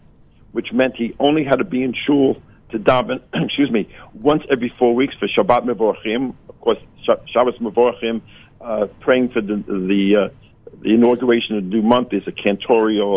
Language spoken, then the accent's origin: English; New York City, New York, United States; this great city of New York, which is my hometown.